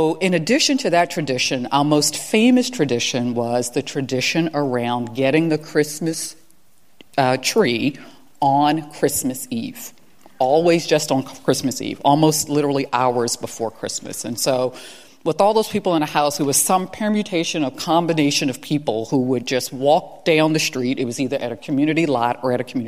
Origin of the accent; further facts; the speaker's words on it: Baltimore, Maryland, United States; I'm from Baltimore, you got to rep your high school. I was at Paul Lawrence Dunbar High School